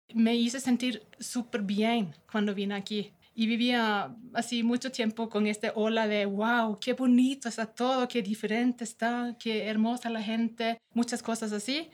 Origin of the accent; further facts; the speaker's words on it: Norway; Spanish is a second language; moved away as an adult; now in Ecuador; yo soy una noruega que me gusta Ecuador